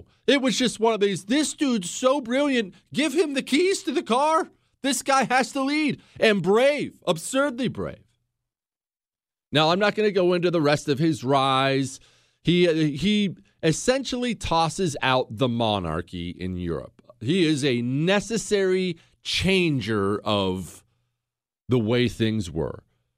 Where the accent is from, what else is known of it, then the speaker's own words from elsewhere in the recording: United States; I'm an American.